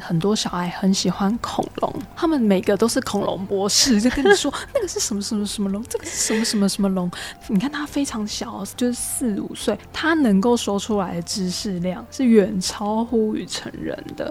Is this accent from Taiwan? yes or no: yes; Taiwan; 台语、客语或原住民语，其实又有另外一层意义，是因为它是我们的母语